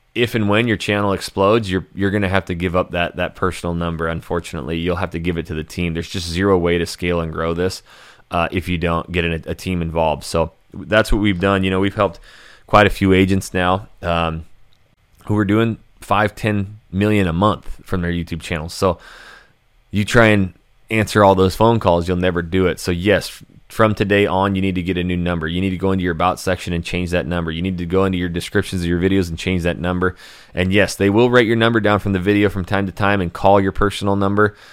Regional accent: Hayden, Idaho, United States; also born or lived in Coeur d'Alene, Idaho; born and raised Idaho, and I grew up in Coeur d'Alene, er, in, in North Idaho. I was actually in Hayden, Idaho.

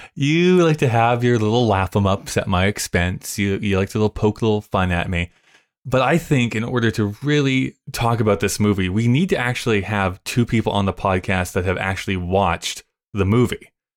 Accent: Alberta, Canada; we're from Alberta

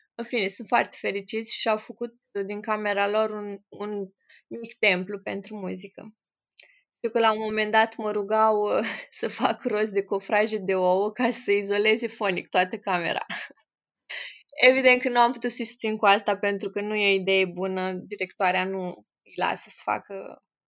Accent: Piatra Neamț, Neamț County, Romania; moved away as an adult; now in Iași, Romania; sunt în Iași de fapt, sunt din Piatra Neamț, dar de 10 ani m-am mutat în Iași

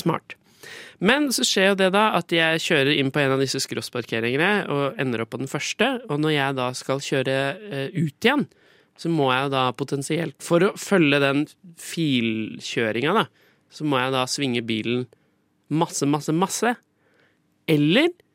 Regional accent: Skien, Vestfold og Telemark, Norway; moved away; var jeg hjemme i Skien og Porsgrunn. Eh, jeg kom jo fra Skien

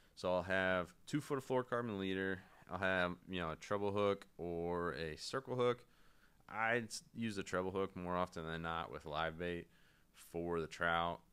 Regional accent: North Carolina, United States; I'm from North Carolina

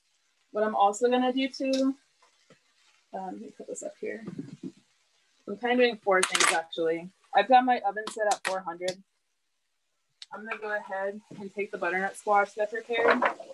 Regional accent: the South, United States; But I personally, like growing up in the South, just like general food, like we do a lot of like sauteed stuff with like butter and I find it very comforting.

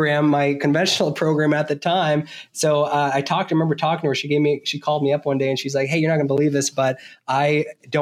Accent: Vermont, United States; I was born and raised in Vermont. I grew up on a small dairy farm.

